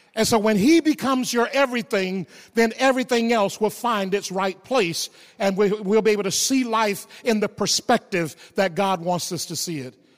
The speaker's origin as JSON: {"language": "English", "region": "the South", "country": "United States", "tie": "born or raised there", "said": "growing up in the South"}